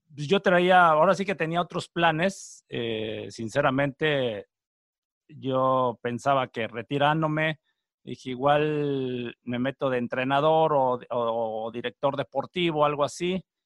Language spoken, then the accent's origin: Spanish; Texcoco, State of Mexico, Mexico; moved away; Yo soy de Texcoco, Estado de México